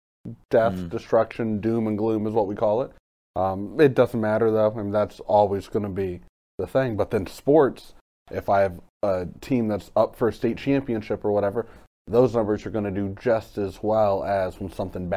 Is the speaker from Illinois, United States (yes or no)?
no; Carrollton, Ohio, United States; also born or lived in Cleveland; I ended up, after that, deciding I wanted to come back home to my hometown.